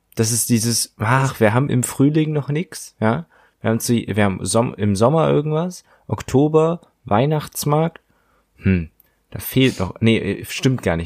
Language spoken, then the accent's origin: German; Germany; das definiert uns als Deutsche ja auch